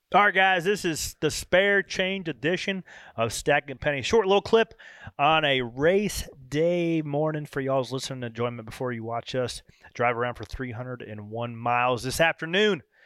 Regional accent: North Carolina, United States; which I was born in North Carolina, but the northeast claims me as one of their own

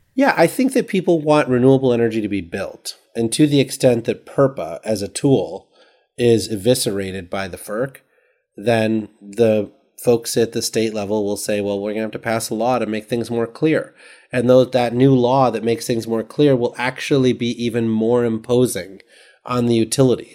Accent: Sterling, Illinois, United States; that was my hometown of Sterling, Illinois.

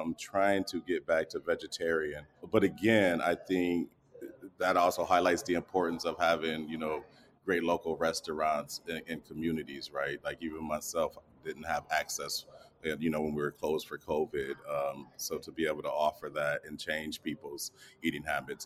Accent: Grand Rapids, Michigan, United States; I'm a chronic entrepreneur in Grand Rapidian

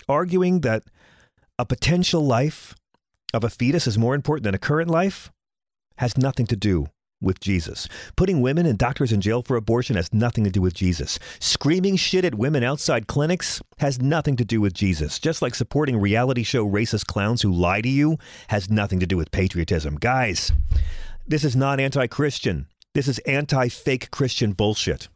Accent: Bohemia, New York, United States; my hometown of Bohemia

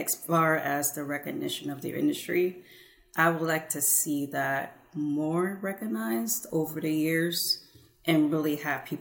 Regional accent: Houston, Texas, United States; moved away as an adult; also born or lived in California; Houston is my home city

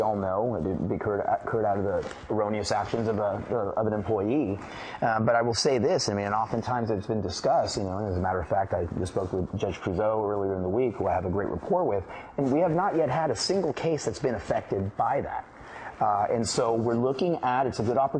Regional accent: the Bay Area, California, United States; moved away as an adult; also born or lived in San Jose; now in Dallas, United States; Growing up in the Bay Area and being a Cowboy fan in the backyard of the 49ers

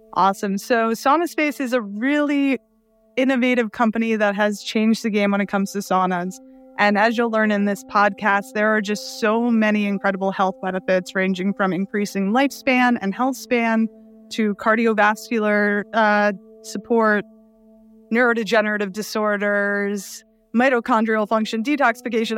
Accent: New York City, New York, United States; I grew up in Brooklyn

